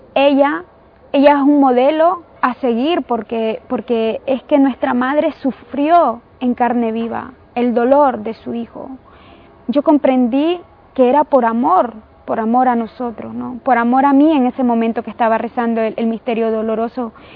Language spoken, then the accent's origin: Spanish; Nicaragua; soy nicaragüense